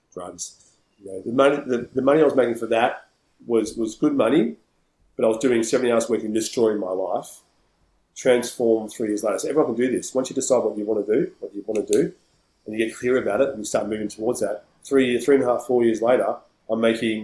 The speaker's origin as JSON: {"language": "English", "town": "Melbourne", "region": "Victoria", "country": "Australia", "said": "I'm from Melbourne"}